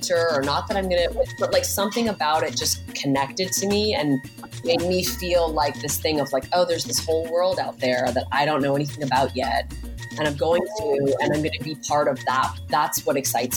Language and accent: English; Hamilton, Ontario, Canada; now in Los Angeles, United States; I grew up in Hamilton, Ontario.